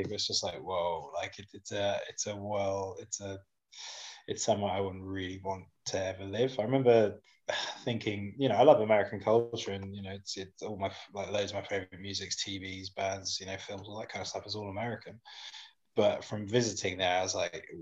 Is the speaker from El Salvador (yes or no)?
no; United Kingdom; as British people